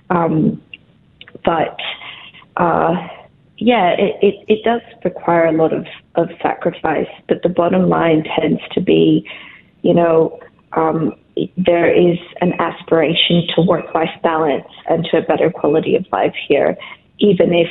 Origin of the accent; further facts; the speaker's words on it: Colombia; also born or lived in Peru; now in Brisbane, Australia; I'm calling from Brisbane right now, um, but I am originally from Latin America. I am both Colombian and Peruvian.